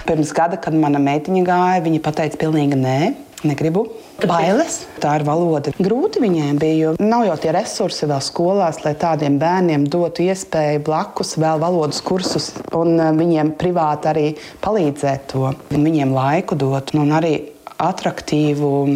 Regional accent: Vidzeme, Latvia; moved away as an adult; now in Germany

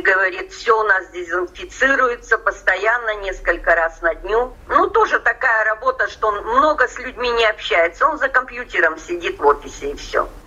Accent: Russia; moved away as an adult; now in England, United Kingdom

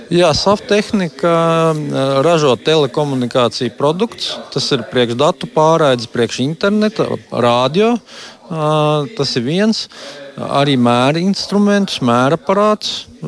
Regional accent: Latvia; moved away as an adult; now in Denver, United States; es jau esmu dzimis audzis Latvijā

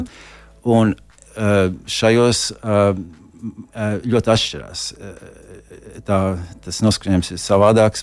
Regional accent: Latvia; moved away as an adult; also born or lived in Florida; now in United States; no, no Latvijas

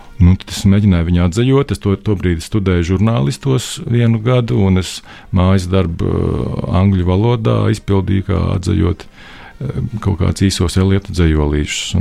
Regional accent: Jelgava, Zemgale, Latvia; es no Jēlgavas, no Pārlielupas

